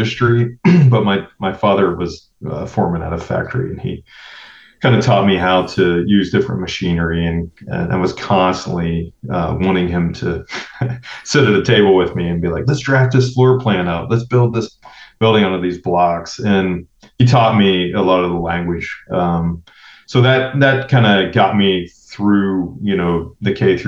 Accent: Ohio, United States; now in Oakland, United States; when I go back to Ohio, where I'm from

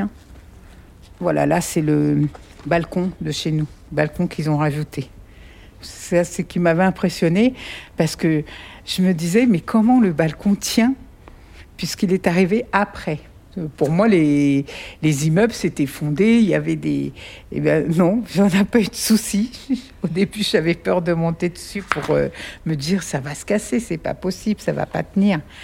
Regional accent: Paris, Île-de-France, France; now in Valenton, France; Je suis née le 9 janvier 1966 à Paris. J'ai vécu jusqu'à l'âge de 11 ans et demi à Paris et on a emménagé pendant les vacances d'avril 1978

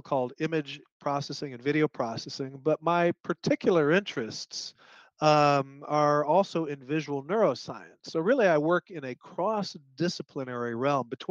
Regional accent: Chicago, Illinois, United States; I grew up in Illinois, north side of Chicago.

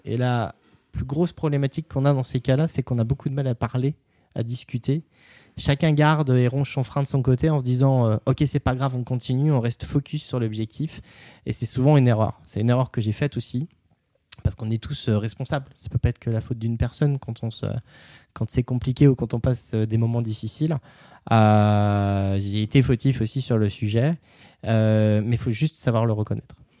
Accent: Nevers, Bourgogne-Franche-Comté, France; à Nevers, dans le centre de la France, qui est ma région d'origine

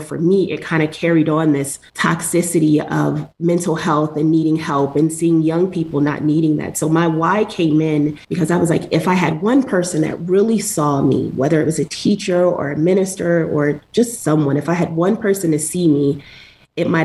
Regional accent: New Jersey, United States; born and raised in New Jersey.

